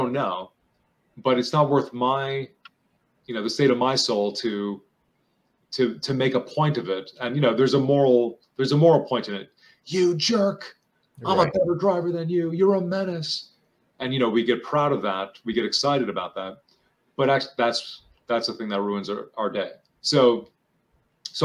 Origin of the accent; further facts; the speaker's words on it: New York, United States; I'm from New York